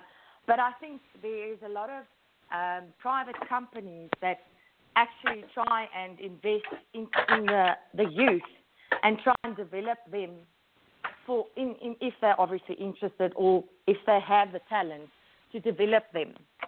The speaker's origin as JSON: {"language": "English", "country": "South Africa", "tie": "born or raised there", "said": "I was born in South Africa."}